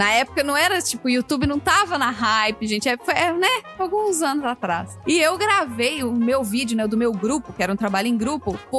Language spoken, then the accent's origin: Portuguese; Minas Gerais, Brazil; accent: Minas; moved away; also born or lived in Belo Horizonte; e o meu sotaque de Minas tá assim, ó. Porque na época eu ainda morava em BH, né? Então o sotaque.